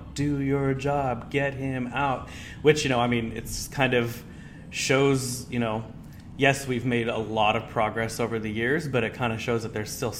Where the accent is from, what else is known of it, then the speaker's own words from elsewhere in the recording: Hillsboro, Oregon, United States; I grew up in Hillsborough